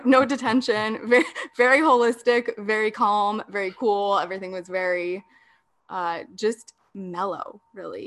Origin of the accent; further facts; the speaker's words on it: San Diego, California, United States; also born or lived in Denver, Colorado / Orange County, California; I was born and raised in San Diego, moved away to Denver, Colorado for a bit, and then moved to Orange County for a bit. And now I am back here in San Diego